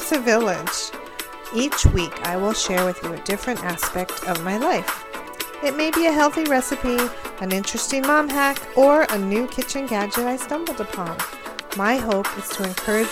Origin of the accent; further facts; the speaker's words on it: California, United States; also born or lived in New York; now in Pennsylvania, United States; I was born and raised in California